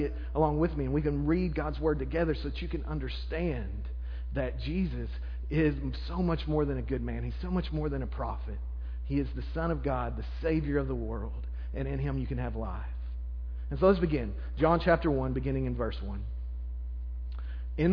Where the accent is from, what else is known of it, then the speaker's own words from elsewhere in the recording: Arkansas, United States; I'm from Arkansas